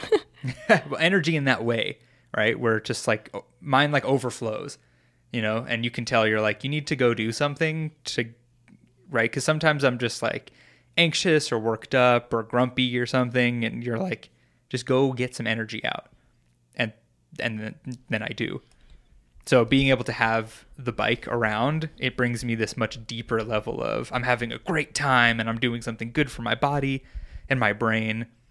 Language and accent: English; New York, United States; I'm from New York